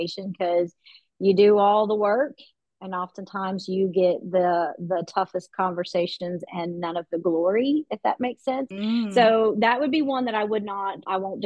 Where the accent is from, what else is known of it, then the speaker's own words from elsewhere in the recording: Western North Carolina, United States; also born or lived in Los Angeles; I grew up in Western North Carolina. My family moved to Western North Carolina when I was in the fourth grade.